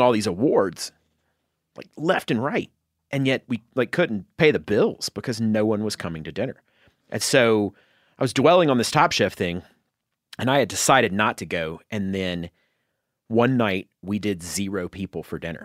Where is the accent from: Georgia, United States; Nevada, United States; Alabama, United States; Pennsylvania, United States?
Georgia, United States; North; in North Georgia, like the mountains in North Georgia